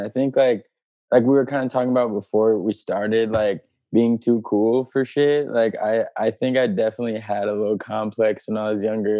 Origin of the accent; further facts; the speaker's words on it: St. Louis, Missouri, United States; now in Los Angeles, United States; I'm from St. Louis.